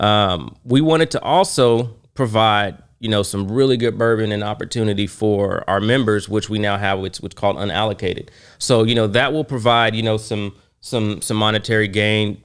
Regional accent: Oklahoma, United States; I am from Oklahoma.

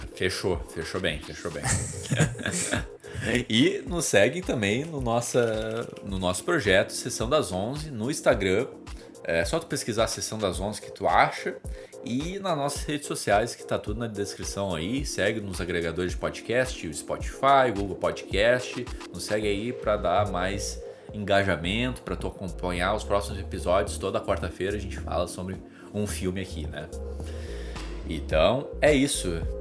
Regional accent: Brazil; Eu sou brasileiro

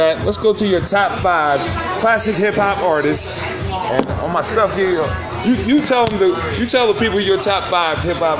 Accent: Troy, New York, United States; born or raised there

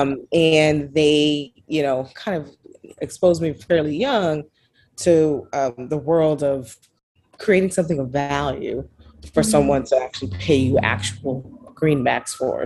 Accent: New York City, New York, United States; Born and raised in Brooklyn, New York

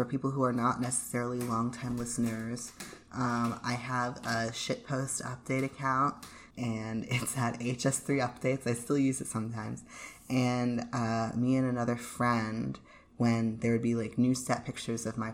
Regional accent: United States; being an American

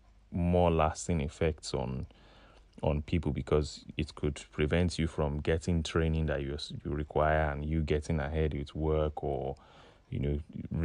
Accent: Nigeria; moved away as an adult; I said, yeah, I'm from Nigeria.

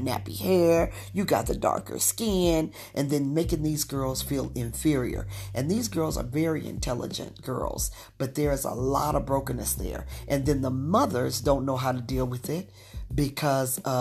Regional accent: Utah, United States; moved away; also born or lived in Washington, D.C. area; I'm from Utah. I was raised in Utah as a young girl, but I lived in the Washington, D.C. area for 30 years

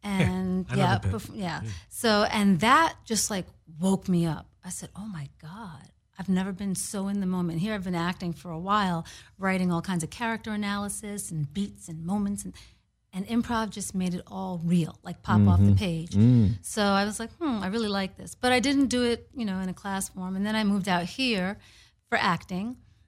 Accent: New York City, New York, United States; Yeah, I'm from New York City, and I was actually going the academic track.

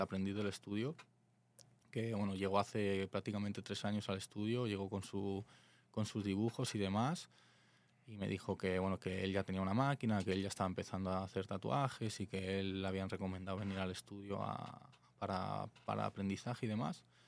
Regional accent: Alicante, Valencian Community, Spain; moved away as an adult; now in Tijuana, Mexico; vengo de Alicante, España.

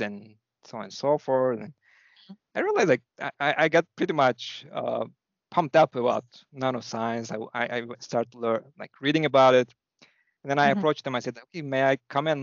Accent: İzmir, Turkey; English is a second language; moved away as an adult; also born or lived in Ankara, Turkey; now in Chicago, United States; I was born in Turkey on the west coast across Greece on the Aegean seaside. And it's a third biggest city, Izmir.

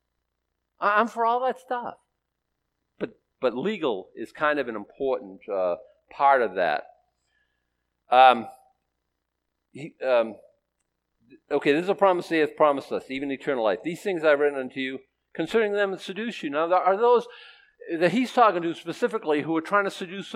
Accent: Boston, Massachusetts, United States; I was born in Boston, Massachusetts, by people who were born in Boston, Massachusetts

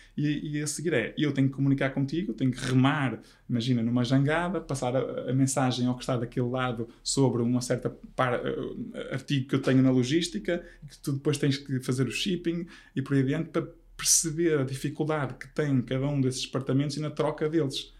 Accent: Vila Verde, Norte, Portugal; also born or lived in Braga; eu nasci em Braga, fui viver para Vila Verde

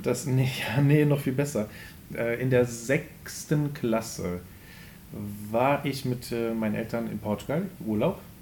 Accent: Wermelskirchen, North Rhine-Westphalia, Germany; now in Remscheid, Germany; irgendwo in den Wermelskirchen

